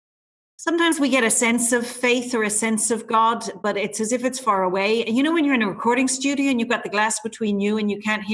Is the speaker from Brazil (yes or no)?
no; Ireland; now in Brisbane, Australia; I'm based in Brisbane. I teach and work in Brisbane, but I am Irish.